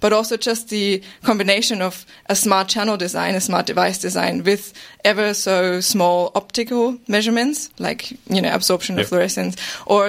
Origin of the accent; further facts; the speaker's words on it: Germany; now in Australia; I'm from Germany originally